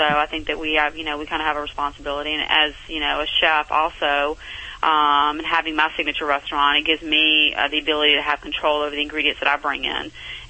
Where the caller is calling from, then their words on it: Santa Barbara, California, United States; I am calling in from Santa Barbara, where I'm my home.